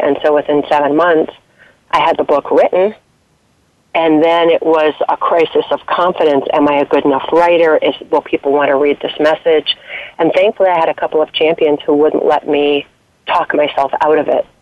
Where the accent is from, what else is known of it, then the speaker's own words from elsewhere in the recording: East Coast, United States; moved away as an adult; also born or lived in Colorado; now in Washington D.C., United States; I grew up on the East Coast, but have been out there for a number of years, and moved back east to take a job